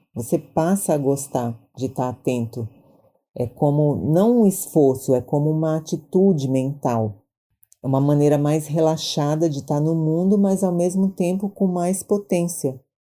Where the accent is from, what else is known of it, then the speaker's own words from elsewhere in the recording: Maranhão, Brazil; now in São Paulo, Brazil; eu sou do Maranhão, mas eu já moro em São Paulo há muitos anos